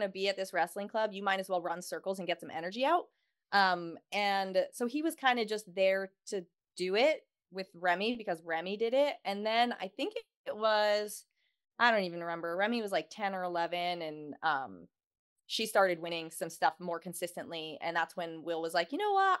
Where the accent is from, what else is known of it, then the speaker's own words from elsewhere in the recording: Houston, Texas, United States; I am from Houston, Texas